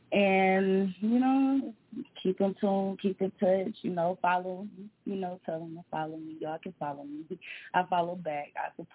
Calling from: Detroit, Michigan, United States; I'm calling from Detroit, Michigan, of course.

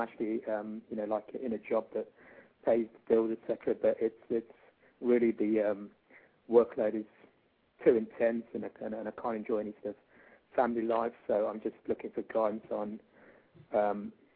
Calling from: Australia; I'm calling from Australia.

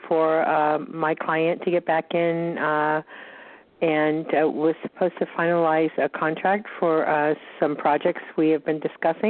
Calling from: Georgia, United States

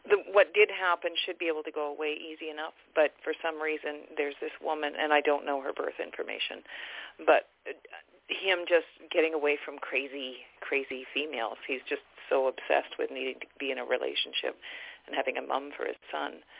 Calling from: Canada; I'm I'm from Canada.

